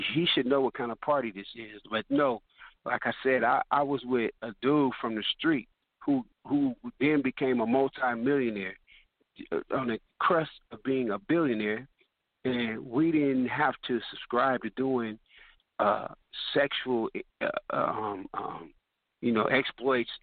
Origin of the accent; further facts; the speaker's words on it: Richmond, California, United States; moved away as an adult; also born or lived in Los Angeles, California; I was from Richmond, California